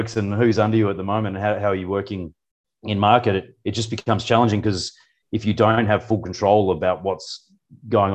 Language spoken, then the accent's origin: English; Perth, Western Australia, Australia; moved away as an adult; also born or lived in New Zealand; now in Singapore; I'm a veterinarian from Perth, grew up in the city